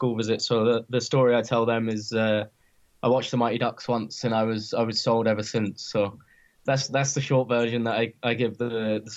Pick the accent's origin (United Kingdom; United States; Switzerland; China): United Kingdom; Redhill, South East England; moved away as an adult; also born or lived in Glasgow / Manchester; Yeah, so I grew up in Surrey in England. I was born in a little town called Redhill.